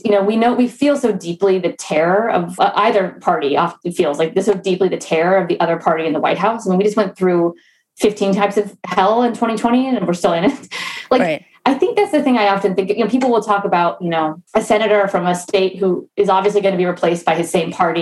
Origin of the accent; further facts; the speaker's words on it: United States; I'm from the DC suburbs. People shit on my hometown all the time